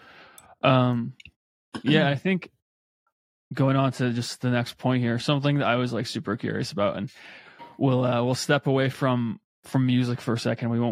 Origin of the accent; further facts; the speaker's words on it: Ireland; now in United States; I'm originally from Ireland, and I have some friends from back home